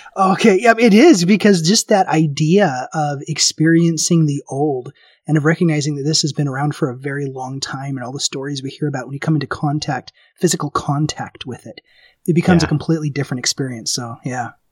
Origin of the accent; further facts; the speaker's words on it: Memphis, Tennessee, United States; I grew up in Memphis. Tennessee